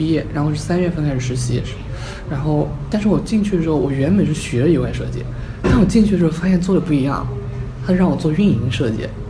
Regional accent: Chengdu, Sichuan, China; 成都人。

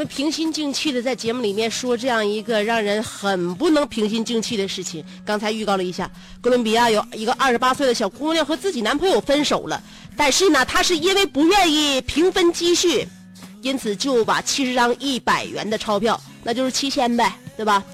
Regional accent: China; 我们中国人民

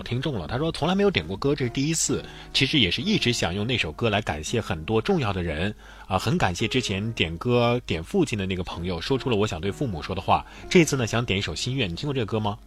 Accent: Hubei, China; 我是来自湖北的，虽然有个北字儿，但也属于南方

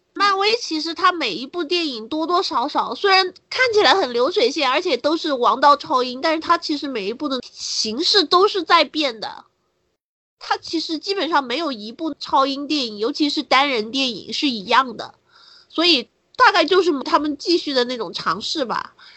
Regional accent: China; 我们中国人

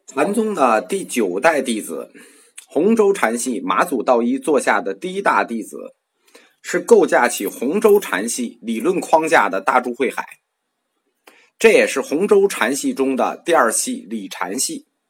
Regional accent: China; 我们中国人

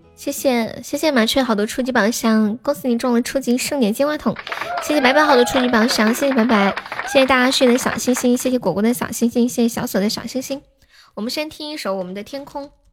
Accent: Nanchong, Sichuan, China; 我是四川南充的

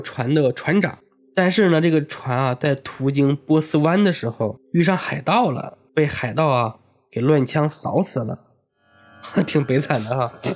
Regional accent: hometown of Fengmen Village, Henan, China; moved away; 我们老家有一个全国闻名的一个鬼村哦。，封门村

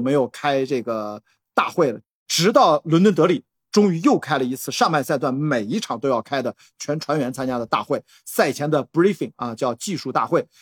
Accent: Qingdao, Shandong, China; moved away; also born or lived in Beijing; 我们俩都是土生土长的青岛人

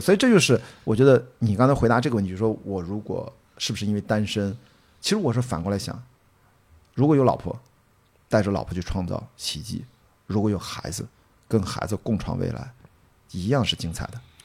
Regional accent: Qingdao, Shandong, China; born or raised there

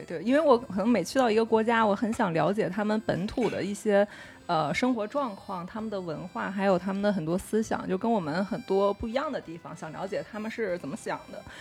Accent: China; 我是中国人

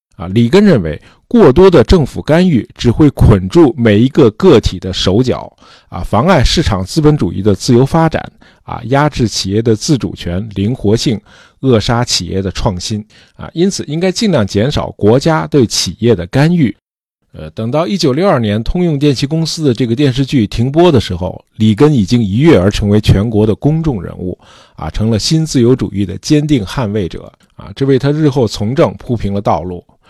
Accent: China; 供给侧这词儿我们中国人听得很耳熟

